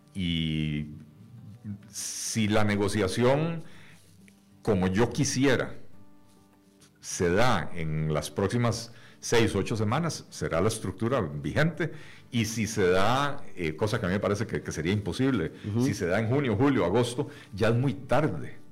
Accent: Costa Rica; como costarricenses

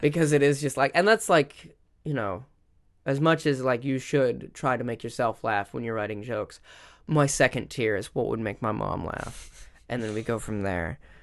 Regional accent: Minnesota, United States; growing up in the Midwest

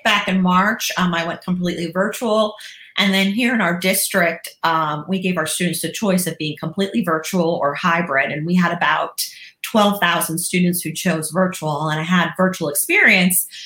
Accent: Myrtle Beach, South Carolina, United States; I am from Myrtle Beach, uh, South Carolina

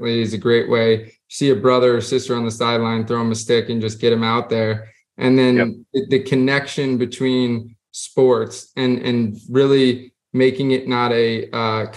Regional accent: Jupiter, Florida, United States; growing up in Florida, I watched our high school, Jupiter High, go from club to varsity

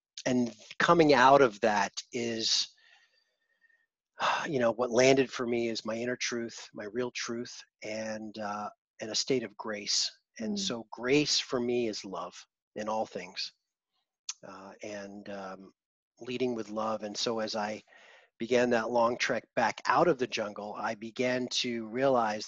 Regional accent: East Coast of the United States, United States; moved away; also born or lived in Manhattan / Los Angeles / Vancouver; I grew up in the East Coast of the States, then I lived in Manhattan and LA and Vancouver

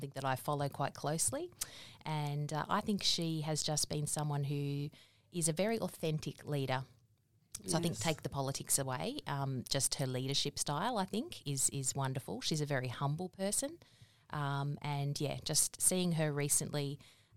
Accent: Fairfield, New South Wales, Australia; So born in Fairfield, grew up there, went to school in Merrylands.

